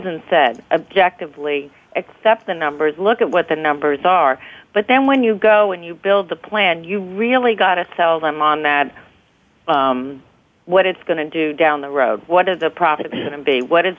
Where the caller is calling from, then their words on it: New York City, New York, United States; I'm in my office in New York City.